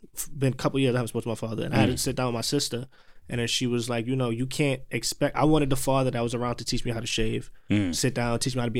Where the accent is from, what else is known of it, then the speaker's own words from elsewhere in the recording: Jamaica; I'm Jamaican